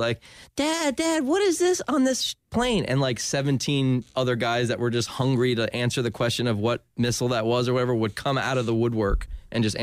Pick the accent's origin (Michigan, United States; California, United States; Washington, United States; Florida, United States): Florida, United States; Ormond Beach; also born or lived in New Jersey / Winter Park, Florida; I grew up in Ormond Beach.